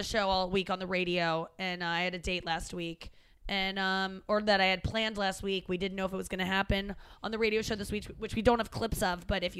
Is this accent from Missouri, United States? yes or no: yes; St. Louis, Missouri, United States; moved away; also born or lived in Cincinnati, Ohio; I only lived there till I was six. St. Louis is where I've been longer. Yes. St. Louis is my hometown.